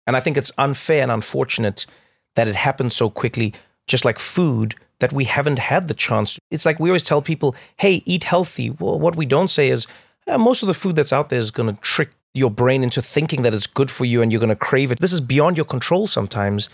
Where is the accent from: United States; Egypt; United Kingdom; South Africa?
South Africa; growing up in South Africa